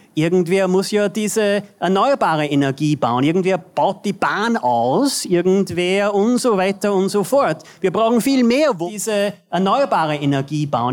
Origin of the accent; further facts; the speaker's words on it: United States; wir als Amerikaner